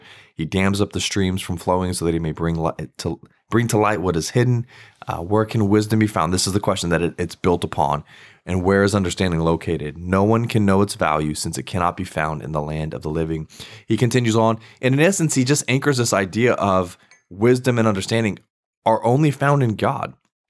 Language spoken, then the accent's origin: English; Virginia, United States; I grew up in Virginia, so y'all is a big staple there.